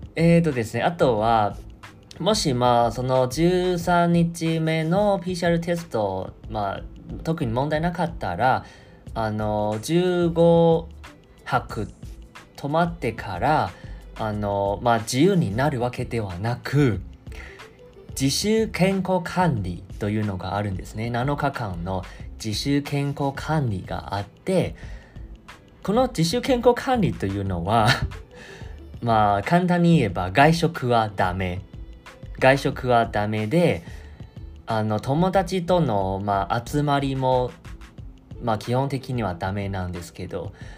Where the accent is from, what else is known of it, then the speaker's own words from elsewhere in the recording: Kaohsiung, Taiwan; Japanese is a second language; moved away as an adult; now in Japan; 僕は台湾の南の都市高尾、高雄というところの出身